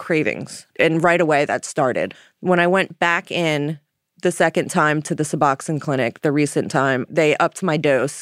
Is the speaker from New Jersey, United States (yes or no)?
yes; Jersey Shore, New Jersey, United States; moved away as an adult; now in Philadelphia, United States; I'm from the Jersey Shore originally, new to Philadelphia